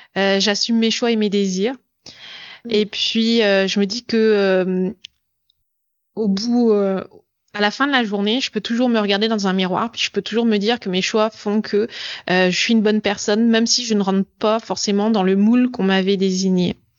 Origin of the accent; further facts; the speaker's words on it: France; moved away as an adult; also born or lived in Montreal, Canada; now in Germany; je suis française d'origine. Euh, j'ai vécu au Canada et maintenant j'habite, euh, j'habite en Allemagne